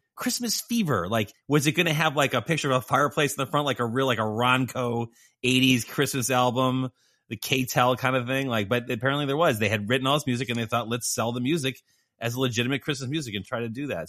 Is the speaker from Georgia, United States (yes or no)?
no; Lake County, Illinois, United States; I grew up in right at the edge of the city